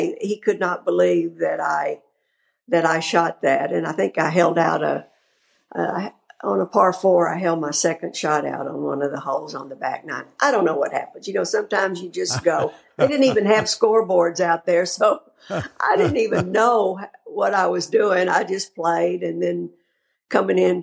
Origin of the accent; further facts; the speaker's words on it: Texas, United States; I am from Texas